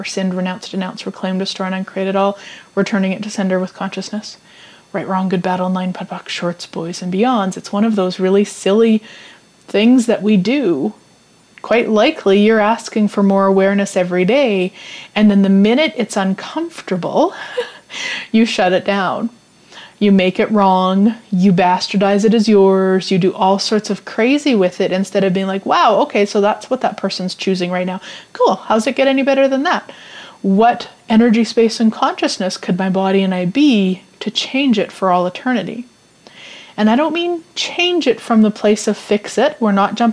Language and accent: English; Saskatchewan, Canada; I was born and raised in Saskatchewan